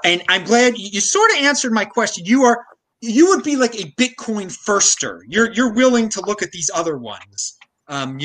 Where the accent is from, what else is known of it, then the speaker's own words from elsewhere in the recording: United States; All Americans, yeah. All Americans here